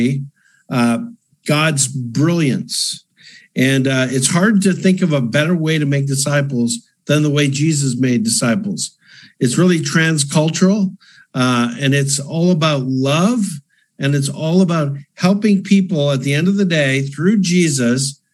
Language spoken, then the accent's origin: English; Canada; moved away as an adult; also born or lived in Calgary, Canada; now in Nashville, United States; I'm a Canadian